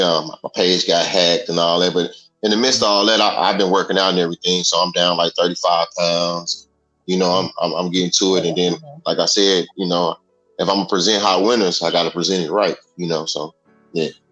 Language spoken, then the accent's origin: English; Dallas, Texas, United States; also born or lived in Chicago, Illinois, United States; I, I was born in Chicago. I stayed there for about nine years. Then I moved to Dallas